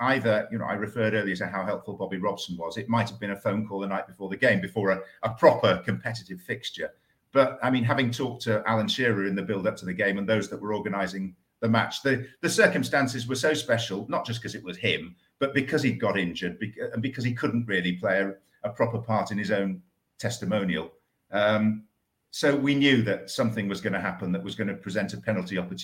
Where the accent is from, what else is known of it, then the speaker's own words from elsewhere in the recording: York, Yorkshire and the Humber, United Kingdom; I was brought up in York